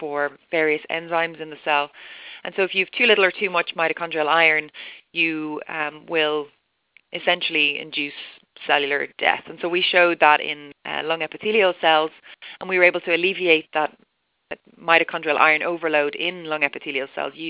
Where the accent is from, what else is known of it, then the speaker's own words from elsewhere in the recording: Ireland; moved away as an adult; also born or lived in Dublin; I'm Irish.